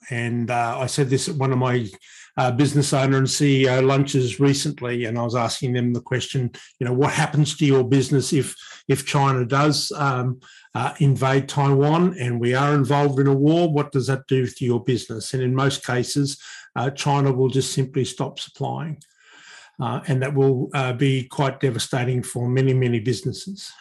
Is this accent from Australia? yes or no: yes; Australia; we are a part of Asia